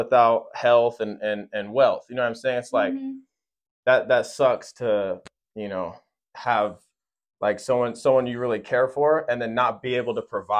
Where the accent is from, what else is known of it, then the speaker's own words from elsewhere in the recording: Fresno, California, United States; I'm born and raised in Fresno, California. I'm 23 years old